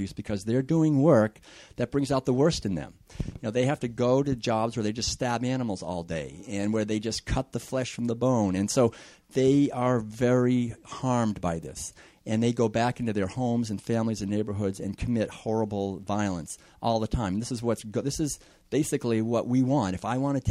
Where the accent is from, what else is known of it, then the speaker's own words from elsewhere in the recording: Concord, Massachusetts, United States; I was born and raised in Concord, Massachusetts back in the 50s